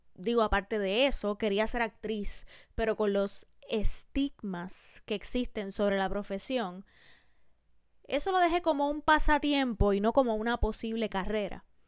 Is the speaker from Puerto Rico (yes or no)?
yes; Puerto Rico; En mi país, en Puerto Rico, donde se graba este podcast